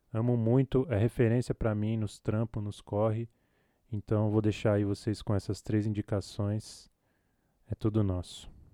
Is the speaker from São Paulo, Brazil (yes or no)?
yes; São Paulo, Brazil; Falo aqui da Zona Sul, Capão Redondo, Coab Adventista, Parque Fernanda, Jardim Comercial, dependendo do portão que o carteiro vai chegar. e aqui é o lugar onde eu nasci, cresci